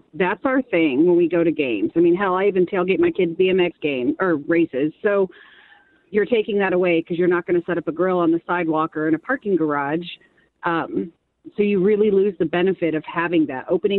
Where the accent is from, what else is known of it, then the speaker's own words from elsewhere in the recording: Pleasant Hill, Missouri, United States; I'm from Pleasant Hill, and I don't know my way around the city.